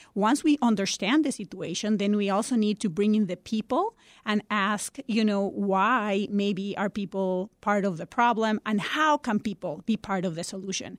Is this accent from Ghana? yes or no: no; Costa Rica; now in Chicago, United States; I'm originally from Costa Rica